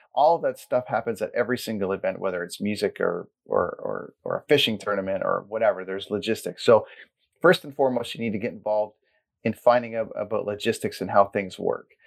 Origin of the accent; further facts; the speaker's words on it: Port Perry, Ontario, Canada; I grew up in Caesarea and Blackstock area, and then I ended up going to Port Perry High School